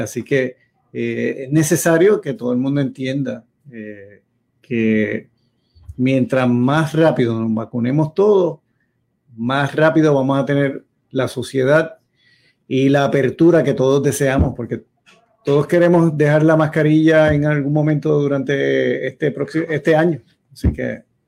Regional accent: Yauco, Puerto Rico; yo cuando era niño allá en Yauco

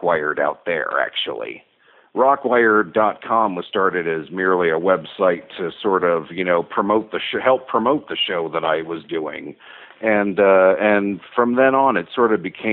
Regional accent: Washington, District of Columbia, United States; moved away as an adult; also born or lived in Los Angeles, United States; now in Albuquerque, United States; I actually come from a big city, actually. Okay. I was born in Washington, D.C.

